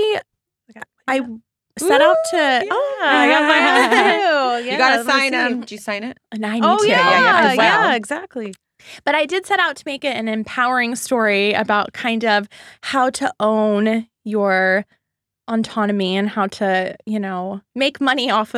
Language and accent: English; Laguna Beach, California, United States; also born or lived in Los Angeles; growing up in Laguna Beach, California, and coming to Los Angeles